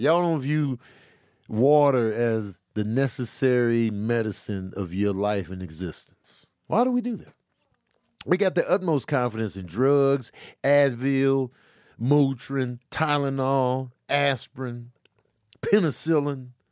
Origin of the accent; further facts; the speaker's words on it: Chicago, Illinois, United States; I grew up in Chicago.